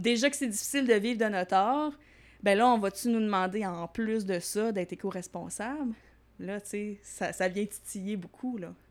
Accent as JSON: {"language": "French", "town": "Longueuil", "region": "Quebec", "country": "Canada", "tie": "born or raised there", "also_born_or_lived": "Varennes / Saint-Lambert", "said": "moi, je viens principalement de la rive sud. Je me suis promenée un petit peu, mais euh, je suis née à Varennes. Puis après ça, j'ai habité plus euh, Saint-Lambert, euh, Longueuil."}